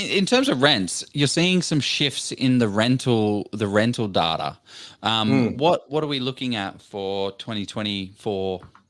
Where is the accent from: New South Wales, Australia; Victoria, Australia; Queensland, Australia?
New South Wales, Australia; Lawson; Lawson's my hometown. That's where I was. That's where I lived most of my life.